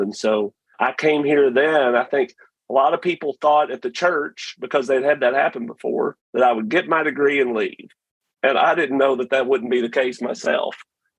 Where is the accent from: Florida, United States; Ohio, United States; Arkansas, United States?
Arkansas, United States; Lake City; moved away as an adult; also born or lived in Waco, Texas; now in Texas, United States; So I grew up in Arkansas. I'm a native Arkansan from Lake City, which I tell people is one of the greatest lies ever. There's no lake and it's not a city. But that's where I was raised